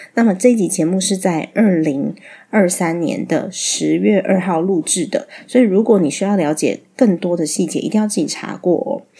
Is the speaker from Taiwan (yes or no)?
yes; Taiwan; 我在台湾长大，在台湾有我生活的一切